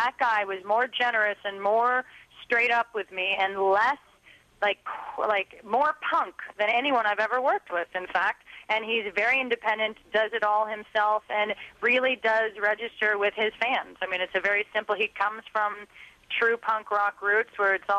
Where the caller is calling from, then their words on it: Seattle, Washington, United States; And can you believe I'm calling you from the Grunge Estate of Seattle, Washington